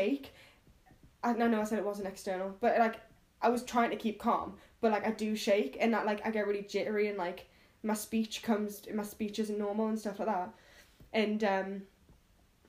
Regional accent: United Kingdom; I'm a British person in New York

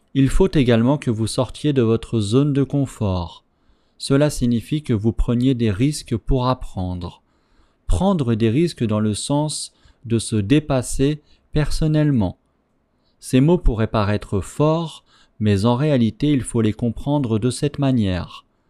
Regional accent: France; first language French; je suis français

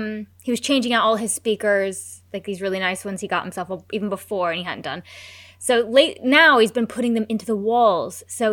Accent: United States; I'm American.

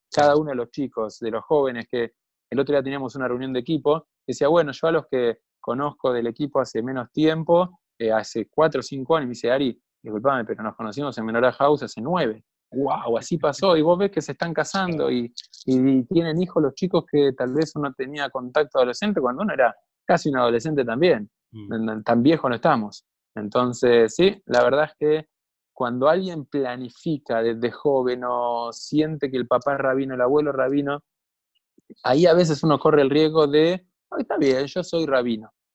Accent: Buenos Aires, Argentina; yo nací en una familia en Buenos Aires

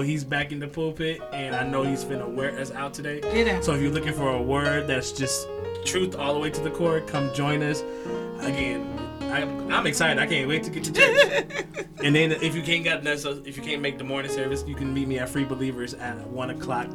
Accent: the Bay Area, California, United States; I'm from the Bay Area

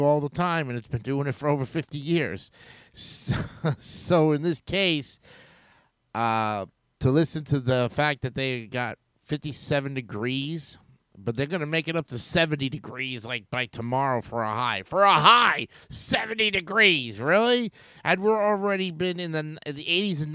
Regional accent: New York, United States; now in Central Florida, United States; being a New Yorker myself, born and raised

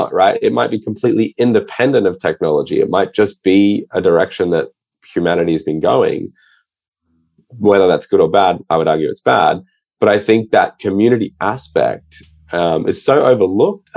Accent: Australia; moved away as an adult; also born or lived in Scotland; now in New York, United States; my dad's from Scotland. So like I grew up in Australia

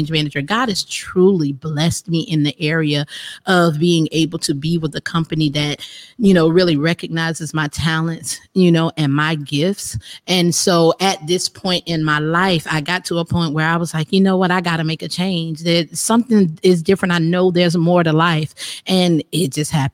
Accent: Effingham, South Carolina, United States; also born or lived in Florence, South Carolina / Miami; in Effingham, South Carolina

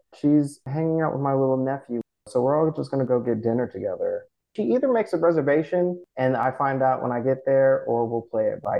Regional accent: California, United States; moved away as an adult; also born or lived in New York / San Francisco; I'm from Cali, and every time I came back to California, I knew I was going to end up here

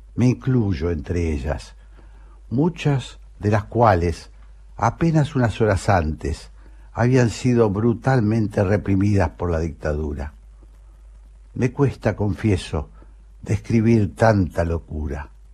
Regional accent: Argentina; como todo argentino de bien

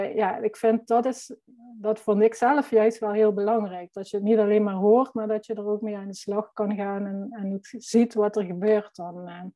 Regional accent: Limburg, Netherlands; accent: Limburg; ik ben fotograaf uit Limburg. Dat zal je vast wel horen.

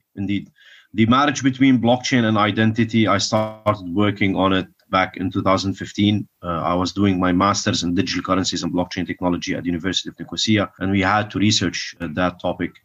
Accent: Kuwait; I was born in Kuwait

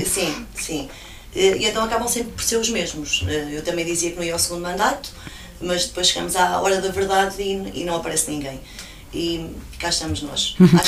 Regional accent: São Paio de Gramaços, Centro, Portugal; eu sou nascida em Criada e criada na, na freguesia de São Pai de Gramazos, as minhas raízes estão lá

